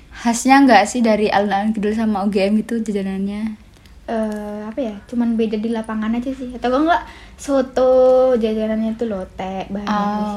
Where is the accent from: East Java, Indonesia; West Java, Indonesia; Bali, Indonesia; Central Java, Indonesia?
Central Java, Indonesia; Klaten; Aku dari Klaten. Klatennya Klaten mana nih? di kota pokoknya